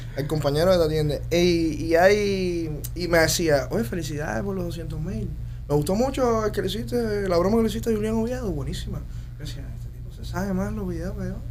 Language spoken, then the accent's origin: Spanish; Cuba; moved away as an adult; now in United States; mi móvil en Cuba lo tenía todo el mundo